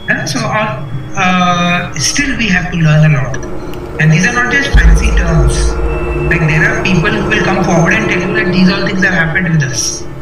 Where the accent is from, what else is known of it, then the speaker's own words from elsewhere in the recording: Karnataka, India; Uh, I told you I come from Karnataka, so I know that it happens. It happens very close to where I come from.